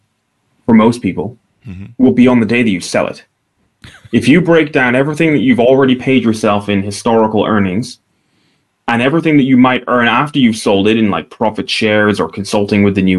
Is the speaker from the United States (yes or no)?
no; Aberdeen, Scotland, United Kingdom; I'm from Northeast Scotland. And the town I'm from is a small city called Aberdeen.